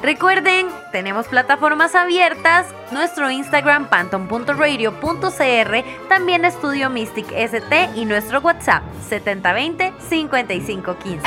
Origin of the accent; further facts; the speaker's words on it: Costa Rica; como ticos